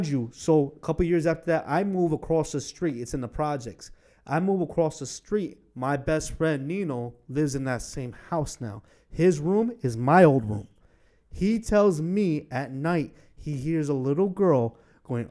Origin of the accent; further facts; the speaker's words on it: Massachusetts, United States; moved away; I'm from Massachusetts